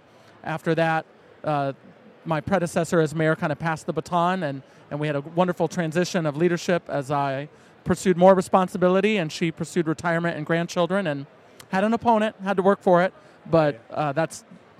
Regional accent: Washington, Iowa, United States; Washington, Iowa is my hometown, and it, like for so many, pulled me back in.

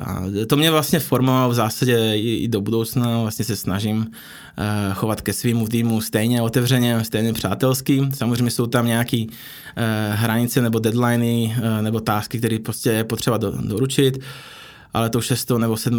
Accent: Slovakia; Czech is a second language; moved away as an adult; also born or lived in Prague / India / Philippines; now in Czech Republic; Já jsem původem ze Slovenska

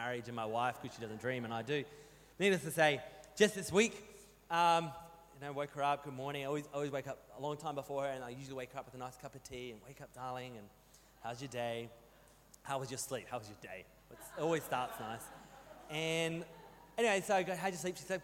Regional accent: New South Wales, Australia; moved away; I grew up in New South Wales, and I got no problem taking the mick out of Welshmen because I grew up in primary school in New South Wales in the 90s

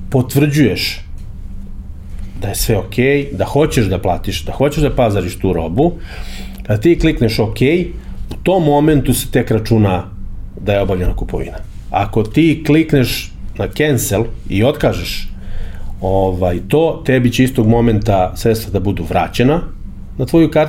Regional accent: Serbia

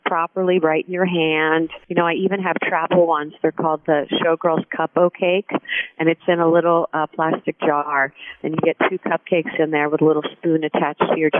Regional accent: Philadelphia, Pennsylvania, United States; I was born and raised down in Philadelphia

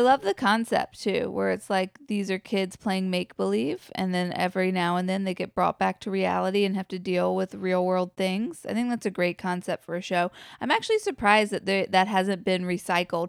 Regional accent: United States; we as an American culture have evolved

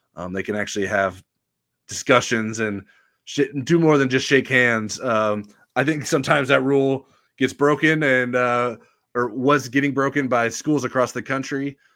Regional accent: La Porte, Indiana, United States; growing up in Laporte

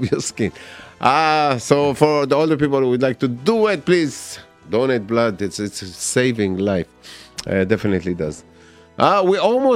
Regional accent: Israel; moved away; I grew up in Israel

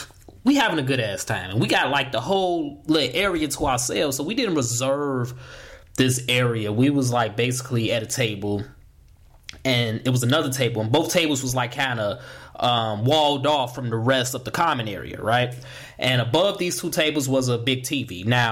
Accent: Chicago, Illinois, United States; that was Channel 2 in my world growing up in Chicago

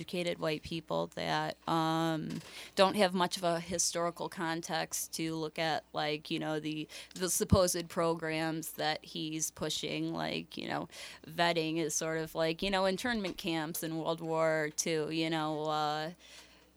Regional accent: Chicago Heights, Illinois, United States; also born or lived in Park Forest; I grew up in Chicago Heights, Park Forest

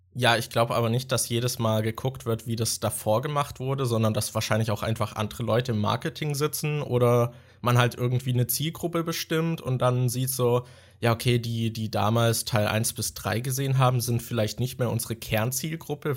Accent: Germany; als Deutscher

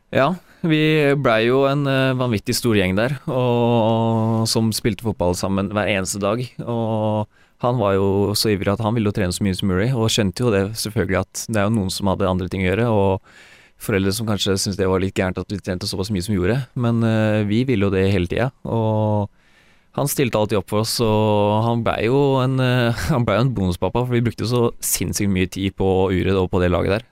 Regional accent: Porsgrunn, Telemark, Norway; born or raised there; moved away as an adult; also born or lived in Mjøndalen; now in Sarpsborg, Norway

